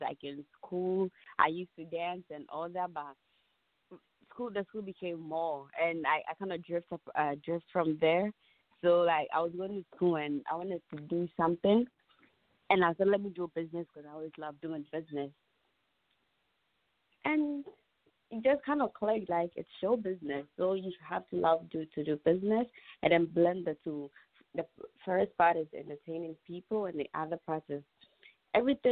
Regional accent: Ghana; moved away as an adult; now in Connecticut, United States; I'm originally I'm from Ghana, born and raised.

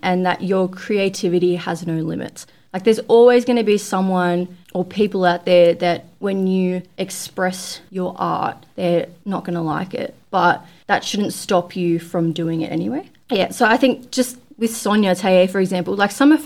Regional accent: Australia; I was like from Australia

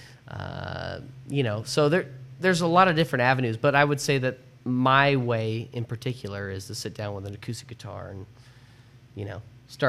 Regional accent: Colorado, United States; also born or lived in Kansas / Nashville / Seattle; even though I've lived in Nashville, I've lived in Seattle, I grew up in Colorado, I was born in Kansas

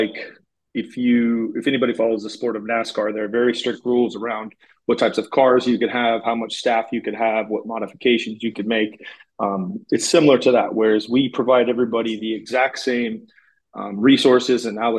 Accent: Fontana, California, United States; moved away as an adult; also born or lived in Los Angeles, California / Minnesota; now in San Jose, United States; back to my home state of California

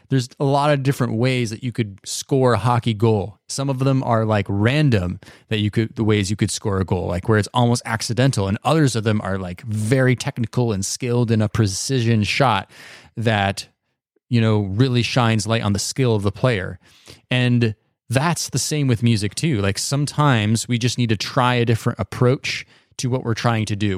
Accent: United States; I grew up in the United States

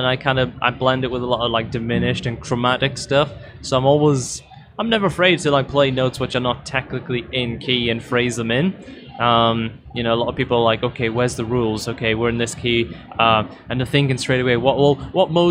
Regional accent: north of the UK, the north of England, United Kingdom; I kind of lived in the north of the UK

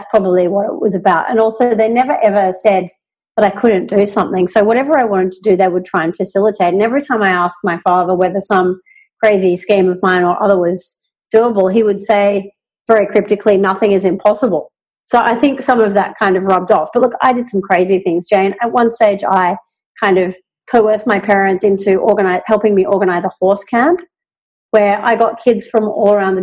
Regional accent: Tamworth, New South Wales, Australia; also born or lived in Sydney; I was born in Sydney, but we moved to Tamworth in northern New South Wales when I was seven.

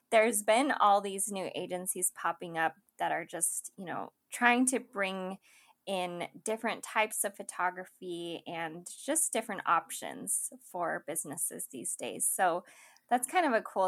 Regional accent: Idaho, United States; moved away as an adult; also born or lived in San Diego, California; I'm originally from Idaho

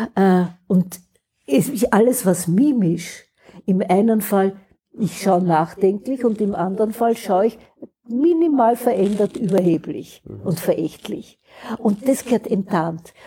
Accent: Austria; wir haben in Österreich

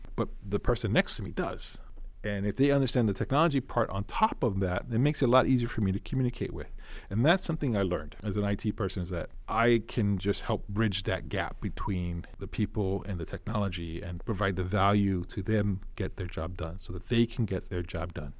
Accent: Honolulu, Hawaii, United States; I am born and raised in Hawaii, so I do have that background here, local boy. Grew up in Honolulu.

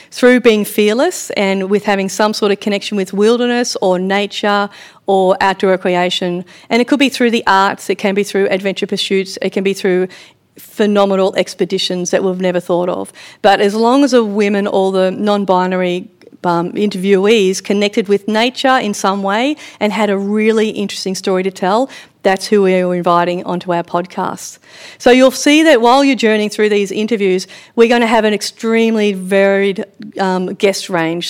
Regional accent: Victoria, Australia; growing up on a farm in Victoria

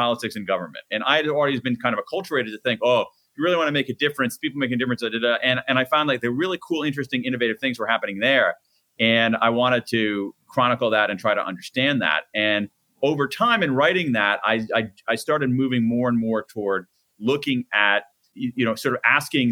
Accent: Columbus, Ohio, United States; born or raised there

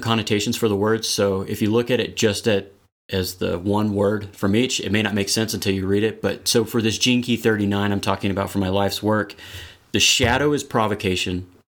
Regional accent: Texas, United States; moved away as an adult; now in Colorado, United States; I'm originally from Texas. I've been out here in Colorado for about ten or eleven years

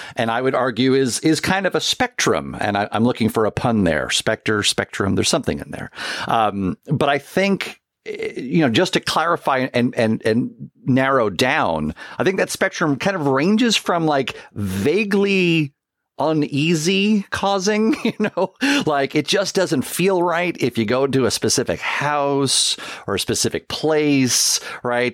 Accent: downstate New York, United States; growing up in New York, it's, that's an annual tale that is told, uh, even though I was, uh, you know, downstate

